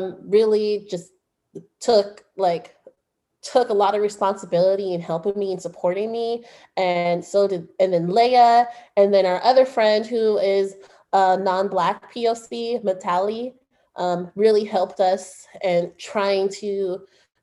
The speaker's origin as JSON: {"language": "English", "town": "Oakland", "region": "California", "country": "United States", "said": "I'm from Oakland"}